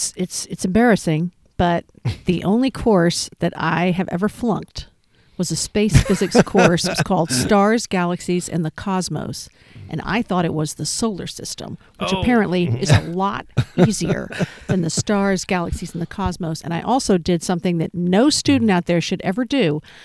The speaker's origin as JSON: {"language": "English", "region": "Texas", "country": "United States", "tie": "born or raised there", "moved": "yes", "lives_now": "Oregon, United States", "said": "I grew up in Texas, so we were able to get tremendous views."}